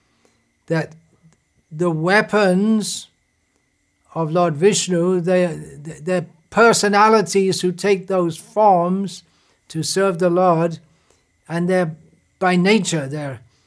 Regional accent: England, United Kingdom; when I was growing up in England 60 years ago

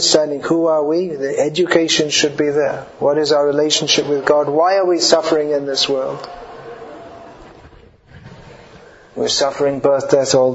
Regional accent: London, United Kingdom; I'm from London.

